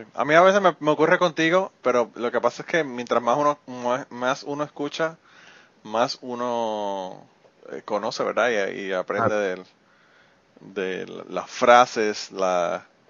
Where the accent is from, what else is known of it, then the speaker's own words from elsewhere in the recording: Puerto Rico; moved away; yo viví en Puerto Rico y soy de Puerto Rico y la mayor parte de mi vida vivía allá.